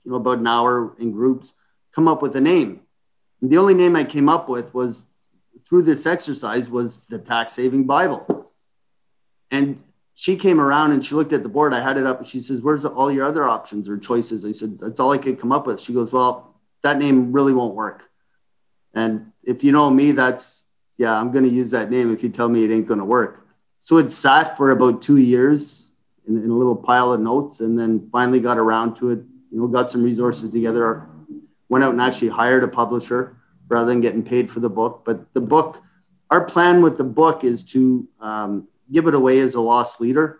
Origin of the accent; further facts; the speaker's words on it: Ottawa, Ontario, Canada; moved away as an adult; I grew up in Ottawa